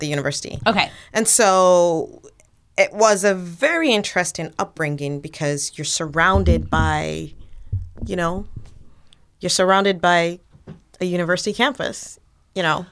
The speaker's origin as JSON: {"language": "English", "country": "Nigeria", "tie": "born or raised there", "also_born_or_lived": "Canada / Sierra Leone (ancestry)", "moved": "as an adult", "lives_now": "United States", "said": "I grew up in Nigeria, and so a lot of my experiences and, and my worldviews were shaped there"}